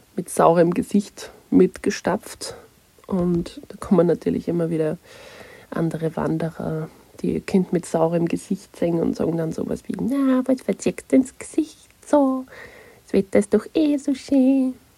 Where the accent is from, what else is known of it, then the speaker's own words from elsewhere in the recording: Nussbach, Upper Austria, Austria; moved away as an adult; also born or lived in Kirchdorf an der Krems / Munich; Ich bin in Oberösterreich geboren, in Kirchdorf und bin in der ca. 2200 Einwohner Metropole Nussbach aufgewachsen.